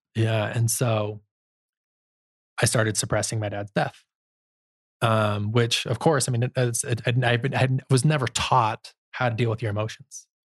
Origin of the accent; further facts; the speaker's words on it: Holladay, Utah, United States; I grew up in Holiday, Utah